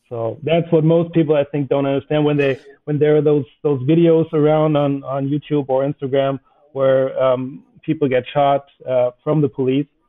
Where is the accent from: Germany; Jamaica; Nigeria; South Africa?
Germany; Northern Germany; as I come from the North